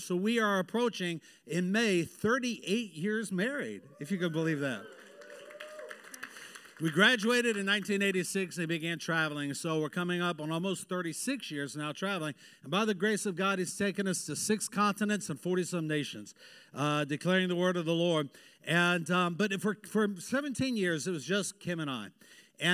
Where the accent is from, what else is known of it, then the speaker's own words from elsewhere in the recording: Hawaii, United States; born there; I am a Navy brat. I was born in Hawaii. Don't I look Hawaiian?